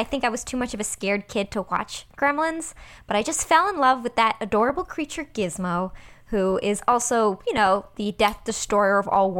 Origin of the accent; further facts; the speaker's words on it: United States; accent: thick American; first language Persian; English is a second language; I know Farsi. Mm-hmm. And so I said I know Farsi phrases. It's my first language, although I definitely get made fun of by other Iranians for having a very thick American accent.